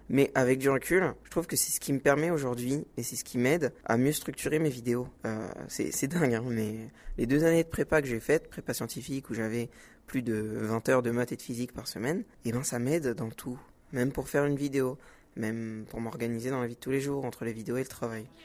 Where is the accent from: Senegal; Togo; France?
Senegal; Alors, on va commencer par le Sénégal car c'est mon pays d'origine.